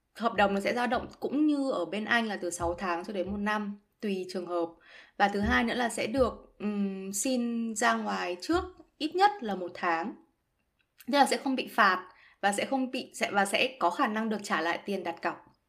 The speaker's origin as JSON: {"language": "Vietnamese", "country": "Vietnam", "moved": "as an adult", "lives_now": "Germany", "said": "mình là người Việt Nam"}